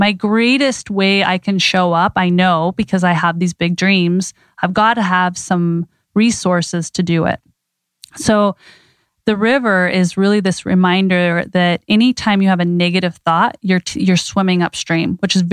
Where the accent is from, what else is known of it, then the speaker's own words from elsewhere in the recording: Idaho, United States; I grew up in Idaho